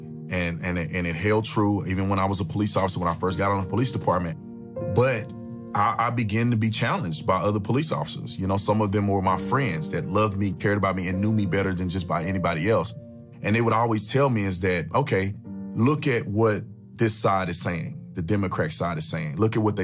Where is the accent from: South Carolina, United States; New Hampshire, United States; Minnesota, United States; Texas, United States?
Texas, United States; Fort Worth; I was born in Fort Worth, Texas.